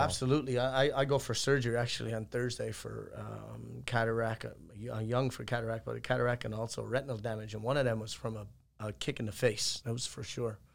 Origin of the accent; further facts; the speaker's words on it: Ireland; moved away as an adult; now in United States; I'm from Ireland, obviously, and I left there when I was eighteen and I came to the States